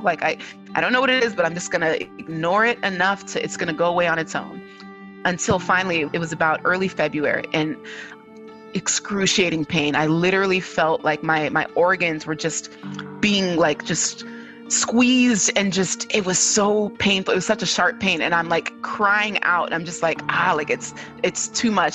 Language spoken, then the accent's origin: English; California, United States; I am a daughter of two Nigerian immigrant parents, but I was born and raised in California.